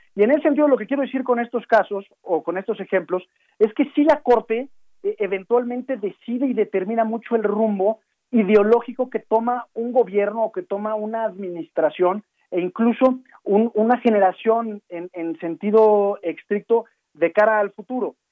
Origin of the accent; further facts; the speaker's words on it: Mexico; nosotros como mexicanos